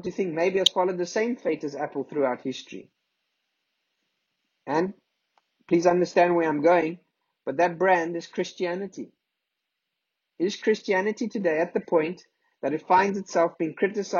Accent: South Africa; if we come from South Africa

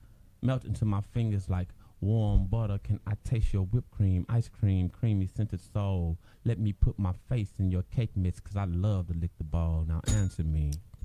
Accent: the South, United States; I'm from the South.

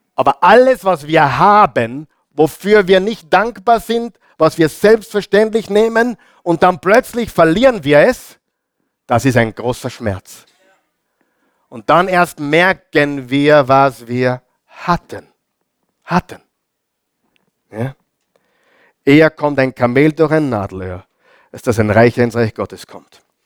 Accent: Austria; bei uns in Österreich sagt man Gasonäre

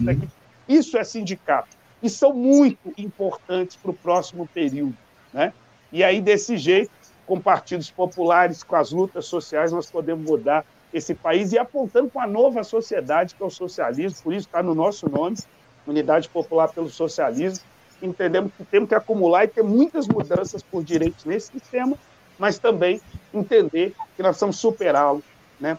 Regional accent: Belo Horizonte, Minas Gerais, Brazil; eu sou aqui de Belo Horizonte

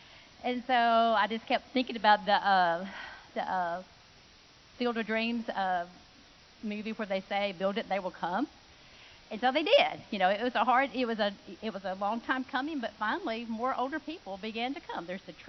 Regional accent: Mississippi, United States; Because I had moved here, I was from Mississippi, and kind of trying to find my way.

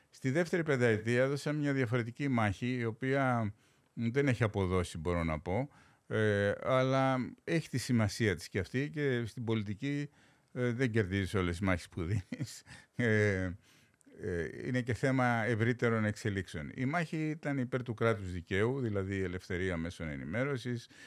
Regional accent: Greece; Χθε διάβαζα ένα στου έξι κινδυνεύει με απόλυτη φτώχεια στη, στην πατρίδα μου.

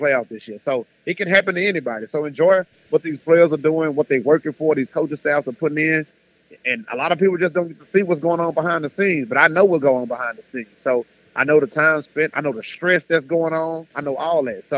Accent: Houston, Texas, United States; this is my hometown

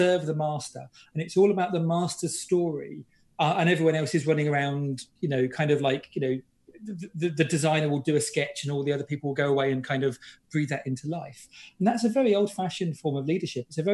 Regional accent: British / Englishman, England, United Kingdom; I'm British

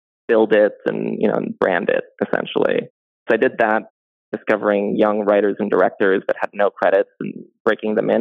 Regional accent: Canada; moved away; I grew up in Canada

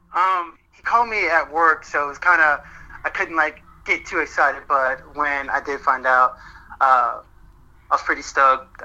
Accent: St. Petersburg, Florida, United States; moved away; I'm originally from St. Petersburg, Florida

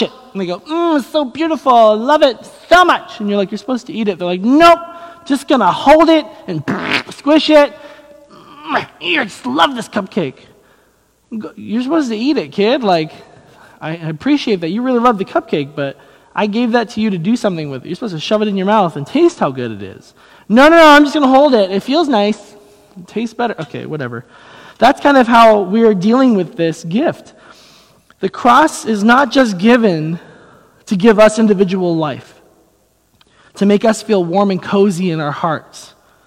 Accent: United States; I'm an American Christian

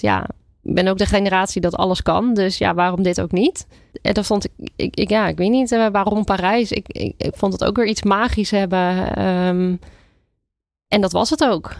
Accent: Brielle, South Holland, Netherlands; now in Huizen, Netherlands; Ik eh, kom uit de buurt van Rotterdam. Dus eh, ik ben opgegroeid in Brielen.

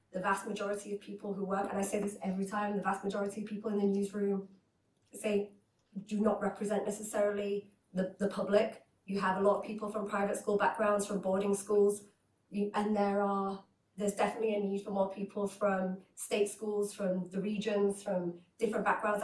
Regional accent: Hull, Yorkshire and the Humber, United Kingdom; also born or lived in Iraq; I was born in Iraq and my parents travelled to the United Kingdom to a city called Hull up north

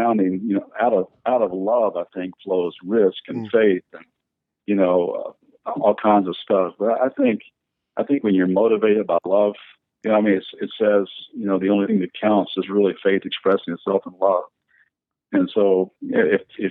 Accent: the Bible Belt, United States; moved away as an adult; also born or lived in Kentucky / Las Vegas, Nevada; growing up in the Bible Belt

